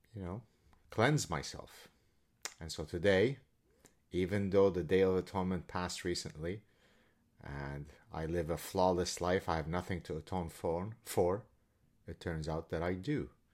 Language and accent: English; Lebanon; I'm Lebanese Jew from the Middle East.